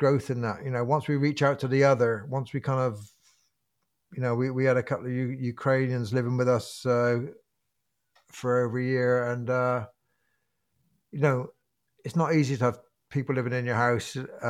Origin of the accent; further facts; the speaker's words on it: England, United Kingdom; I know my country, you know, I came from England, I know my country, and I've walked coast to coast the other way.